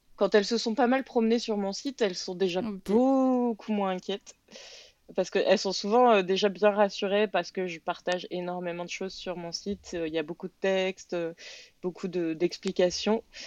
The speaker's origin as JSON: {"language": "French", "country": "France", "moved": "yes", "lives_now": "Quebec, Canada", "said": "je suis française"}